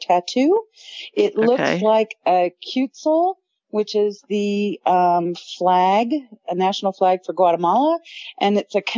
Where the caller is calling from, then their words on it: Memphis, Tennessee, United States; I'm calling in from Memphis, Tennessee